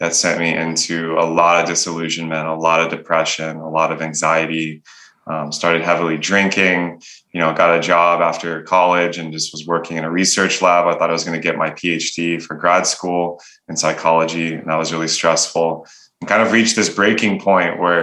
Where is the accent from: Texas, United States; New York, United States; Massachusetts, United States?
Texas, United States; born and raised in Texas to a middle-class conservative Catholic family